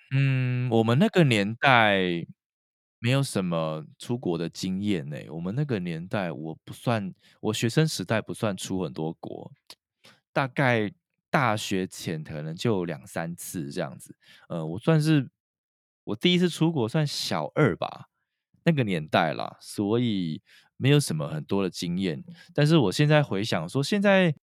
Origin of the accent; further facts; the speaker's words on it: Taiwan; 对于我们台湾人的角度而言